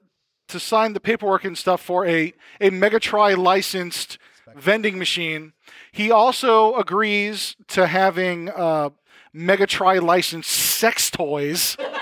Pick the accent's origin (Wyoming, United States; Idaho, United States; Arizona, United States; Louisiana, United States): Louisiana, United States; New Orleans; now in Hillsboro, United States; I grew up in New Orleans.